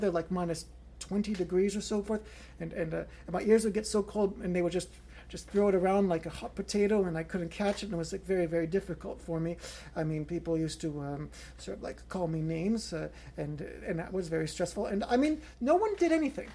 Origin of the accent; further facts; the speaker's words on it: Canada; I am 34 years old, and I was born in Canada.